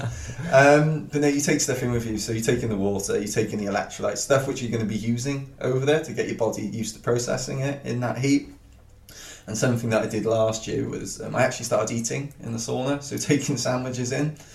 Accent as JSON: {"language": "English", "region": "Wales", "country": "United Kingdom", "said": "I'm a Welsh guy"}